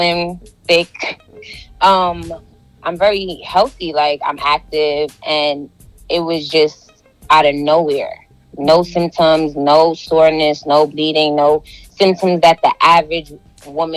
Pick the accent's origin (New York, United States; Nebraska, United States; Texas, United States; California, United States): New York, United States; New York City; I'm from Brooklyn, New York